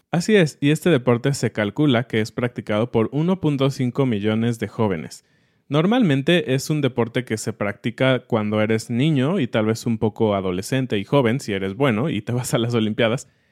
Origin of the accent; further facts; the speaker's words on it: Mexico; lo que somos los mexicanos hoy en día.